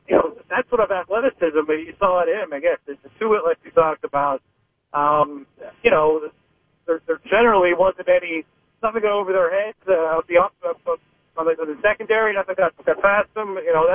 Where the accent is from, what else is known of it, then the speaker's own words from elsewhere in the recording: Pittsburgh, Pennsylvania, United States; I grew up in Pittsburgh and live in Pittsburgh.